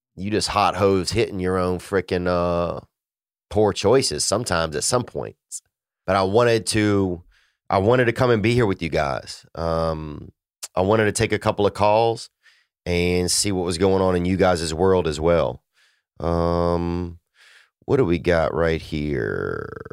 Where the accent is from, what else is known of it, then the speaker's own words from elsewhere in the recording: Louisiana, United States; moved away; my family in Louisiana. Um, you know, I miss, uh, I miss my hometown some